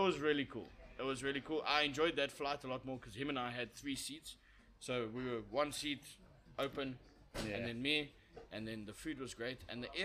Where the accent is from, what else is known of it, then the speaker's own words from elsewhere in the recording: South Africa; As a South African